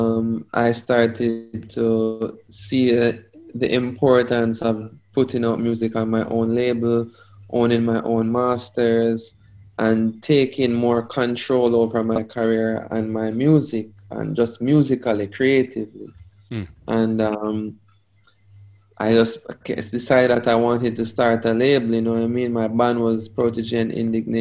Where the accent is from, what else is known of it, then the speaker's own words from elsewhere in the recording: Saint Elizabeth, Jamaica; also born or lived in Manchester, Jamaica; I was born in St. Elizabeth, west side of Jamaica, very rural area.